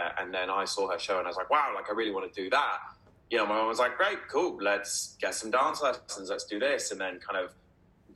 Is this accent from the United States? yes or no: no; Dubai, United Arab Emirates; now in United Kingdom; when I was growing up in Dubai